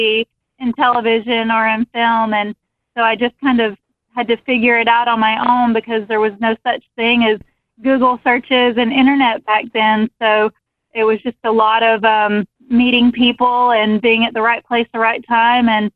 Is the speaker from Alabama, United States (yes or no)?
yes; Hartford, Alabama, United States; moved away as an adult; also born or lived in Auburn, Alabama / Wilmington, North Carolina; now in Los Angeles, United States; I grew up in Hartford. I graduated in 97 from Geneva County High School